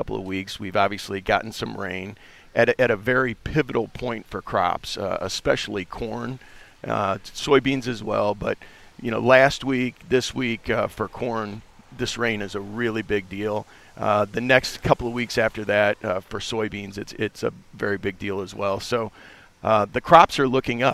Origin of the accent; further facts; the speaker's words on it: Southern Illinois, United States; I'm from Southern Illinois.